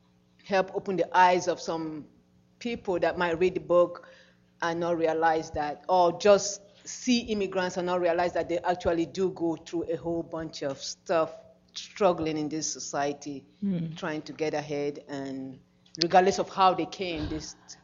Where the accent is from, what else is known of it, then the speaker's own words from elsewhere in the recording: Nigeria; I'm a Nigerian.